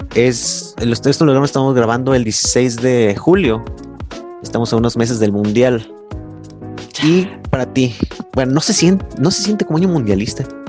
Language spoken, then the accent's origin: Spanish; Guadalajara, Jalisco, Mexico; soy de Guadalajara y yo siento bien cabrón el, clásico tapatío